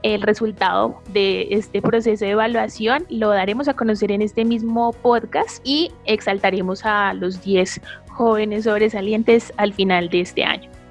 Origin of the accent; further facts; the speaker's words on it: Pasto, Nariño, Colombia; now in Bogotá, Colombia; Nací en la ciudad de Pasto, Nariño. Vivo en Bogotá hace aproximadamente 10 años.